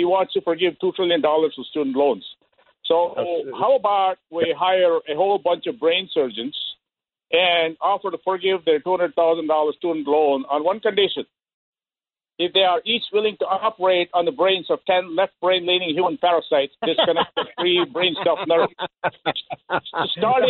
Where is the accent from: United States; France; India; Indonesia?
India; I am an Indian, and I don't own a 7-Eleven because I lost my slight Indian accent a long time ago.